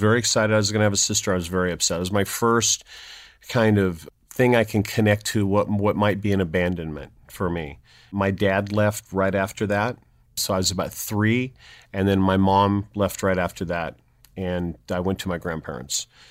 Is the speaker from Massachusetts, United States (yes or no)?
no; San Jose, California, United States; I was born in San Jose, California